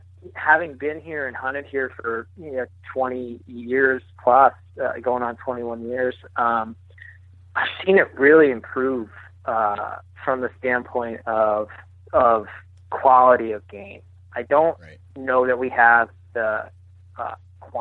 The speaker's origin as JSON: {"language": "English", "area": "Sussex County", "region": "New Jersey", "country": "United States", "tie": "born or raised there", "moved": "yes", "lives_now": "Rochester, United States", "said": "I actually grew up in the northwest corner of New Jersey in Sussex County, which is actually really rural"}